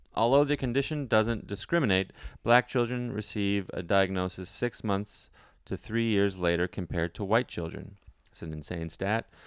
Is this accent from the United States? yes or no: no; Ottawa, Ontario, Canada; moved away; It's my hometown